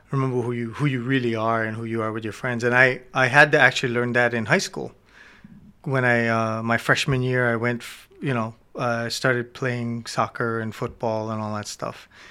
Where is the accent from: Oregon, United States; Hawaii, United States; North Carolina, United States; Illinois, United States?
Hawaii, United States; Hilo; I grew up in Kwana and Hilo